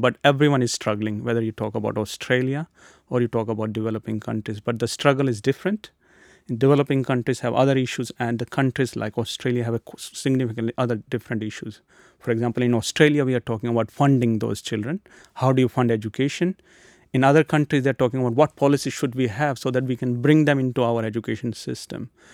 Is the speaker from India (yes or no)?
yes; India; moved away; I come from India, so I had some good connections in India